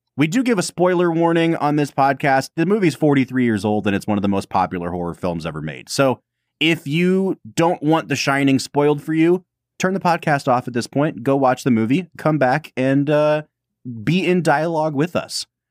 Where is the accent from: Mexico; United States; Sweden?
United States; Northeast Ohio; growing up in the Midwest and growing up, you know, lower middle class to poor, and having this work ethic and like everyone always thinking that they're better than us coming from Northeast Ohio